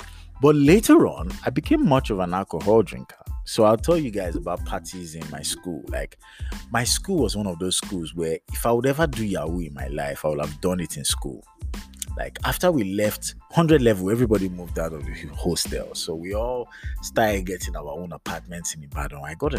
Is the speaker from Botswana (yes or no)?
no; United Kingdom; accent: British; moved away as an adult; coming out of the aircraft from the UK with my British accent and, you know, in it. Giza, oi, what's going on, mate? Kind of self. So I landed in Lagos.